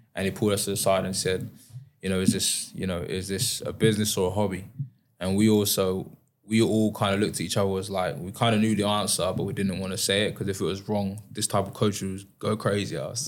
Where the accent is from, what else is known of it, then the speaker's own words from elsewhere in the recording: High Wycombe, South East England, United Kingdom; I was a young kid growing up in High Wycombe